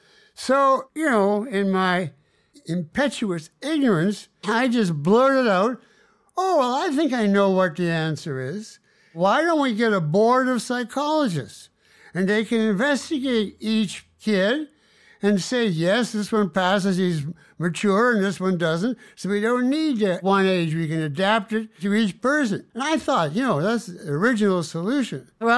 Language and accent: English; Winnipeg, Manitoba, Canada; I set it in the hometown that I grew up in Canada.